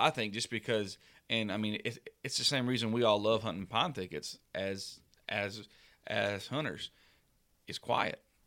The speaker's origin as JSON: {"language": "English", "region": "Southeast", "country": "United States", "tie": "born or raised there", "said": "growing up in the Southeast"}